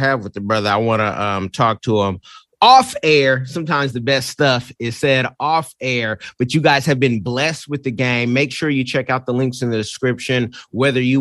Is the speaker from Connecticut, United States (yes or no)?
no; California, United States; Being from Cali